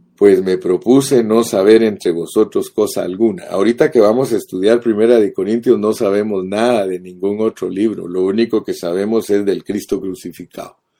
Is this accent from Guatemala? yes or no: yes; Guatemala; Yo nací en Guatemala